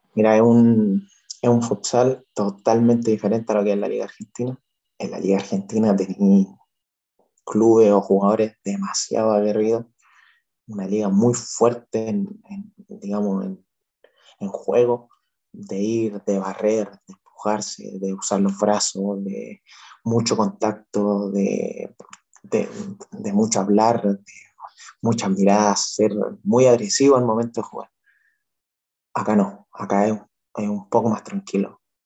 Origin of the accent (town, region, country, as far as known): Chile